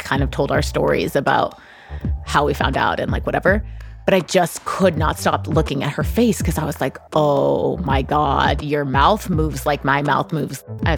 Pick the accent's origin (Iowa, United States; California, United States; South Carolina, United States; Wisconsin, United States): California, United States; there's a group of you know, we're all from the Bay Area.